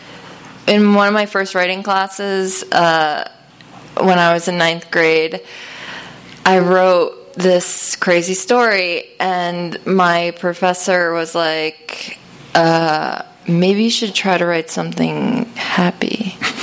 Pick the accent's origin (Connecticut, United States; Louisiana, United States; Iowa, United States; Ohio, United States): Connecticut, United States; I grew up in Connecticut, and I grew up in, like, a wealthy town